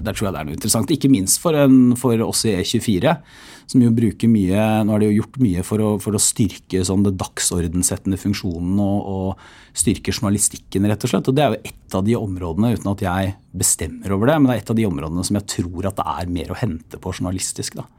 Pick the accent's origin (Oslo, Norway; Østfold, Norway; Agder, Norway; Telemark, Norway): Telemark, Norway; Porsgrunn; moved away; når jeg er hjemme i Porsgrunn